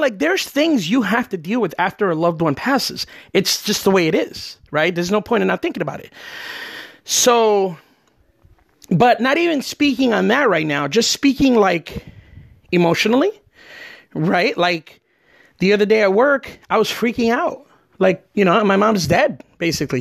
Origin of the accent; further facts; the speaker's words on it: New Jersey, United States; now in Florida, United States; I'm from New Jersey